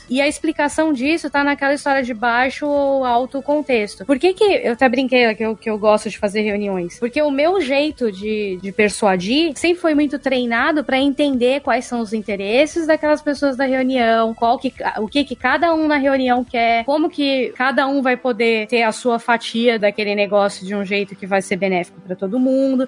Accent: Brazil; eu sou brasileira

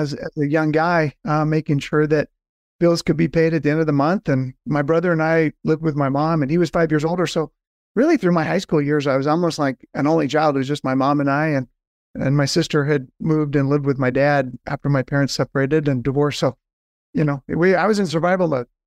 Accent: Southern California, United States; moved away as an adult; now in Atlanta, United States; born and raised in Southern California

